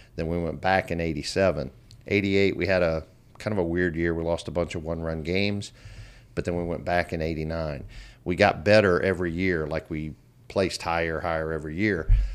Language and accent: English; Elizabeth, Indiana, United States; born or raised there; also born or lived in Louisville, Kentucky; now in Baton Rouge, United States